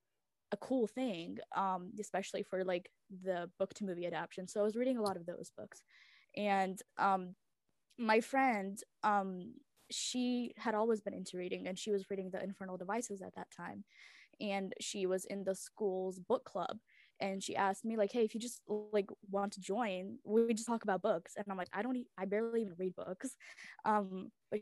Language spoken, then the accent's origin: English; United States; English is a second language; also born or lived in Memphis, Tennessee / Chicago area; I was born in America, but I was raised on two different languages at home, and I learned most of my English through TV and, like, school.